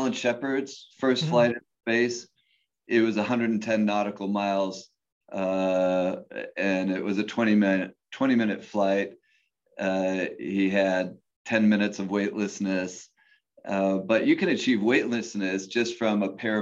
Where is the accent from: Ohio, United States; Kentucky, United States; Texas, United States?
Ohio, United States; Cleveland; I grew up in Cleveland